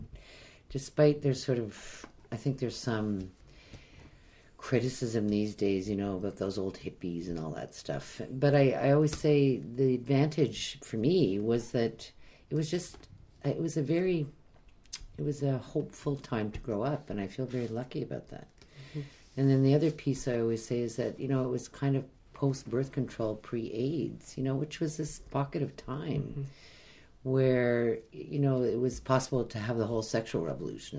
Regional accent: Montreal, Quebec, Canada; moved away as an adult; also born or lived in Vancouver / Prince Rupert; I grew up in Montreal, and to this day, I still love Montreal

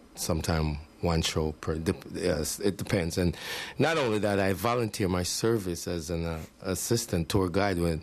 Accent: Montego Bay, Saint James, Jamaica; now in Canada; we grew up together in Montego Bay.

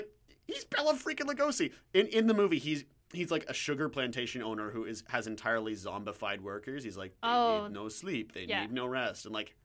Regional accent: Pittsburgh, Pennsylvania, United States; I'm from Pittsburgh. It makes a lot more sense there.

